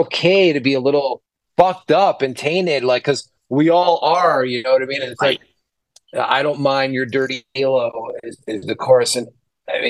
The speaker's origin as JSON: {"language": "English", "town": "New York City", "region": "New York", "country": "United States", "tie": "born or raised there", "said": "I grew up in the fucking Bronx, dude, like, you know, like in New York City"}